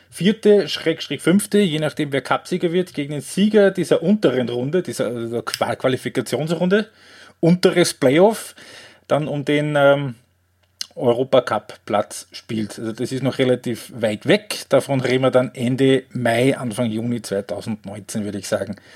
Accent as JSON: {"language": "German", "town": "Graz", "region": "Styria", "country": "Austria", "said": "Ähm, als Grazer bleibt die Frage nicht aus, wenn du die Thematik schon ansprichst."}